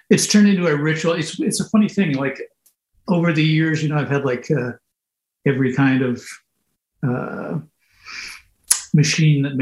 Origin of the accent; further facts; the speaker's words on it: Montreal, Quebec, Canada; born there; also born or lived in Ottawa / Malvern, England / Sardinia; And I was born in Montreal, and then we moved to like Mont Apica, Centralia, Clinton.